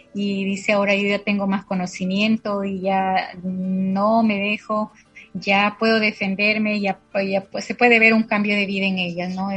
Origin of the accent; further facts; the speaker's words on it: La Tingue, Loja, Ecuador; now in San Lorenzo, Ecuador; nací en la provincia de Loja, en una parroquia, parroquia pequeña que se llama La Tingue